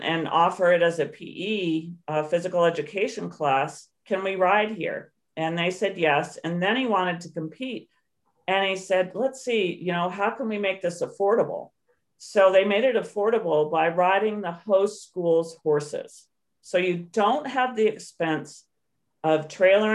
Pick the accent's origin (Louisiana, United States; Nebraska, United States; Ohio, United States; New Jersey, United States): Ohio, United States; Canton; I grew up in Canton, Ohio